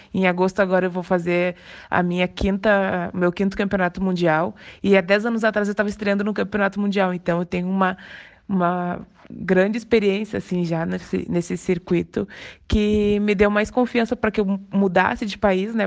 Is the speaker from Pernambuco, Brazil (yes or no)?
no; Canoas, Rio Grande do Sul, Brazil; moved away as an adult; also born or lived in Pelotas, Brazil; now in Lisbon, Portugal; Eu cresci, na verdade, na cidade de Canoas, eu nasci em Pelotas e fui muito pequena para Canoas